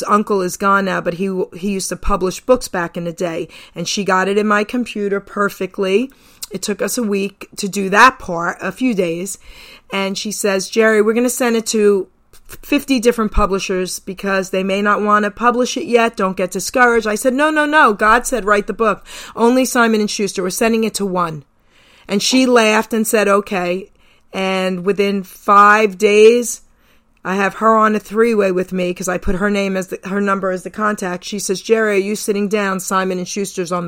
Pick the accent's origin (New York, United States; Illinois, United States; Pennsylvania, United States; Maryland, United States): New York, United States; New York City; now in New Jersey, United States; I'm born and raised in Long Island City, New York. I'll always be a New Yorker.